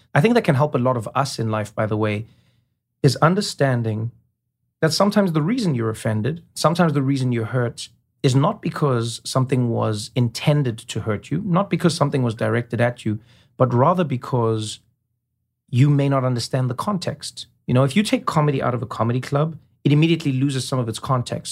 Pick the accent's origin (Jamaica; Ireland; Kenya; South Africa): South Africa; moved away; I grew up in a world where many people were living the way I was, you know? In South Africa, during apartheid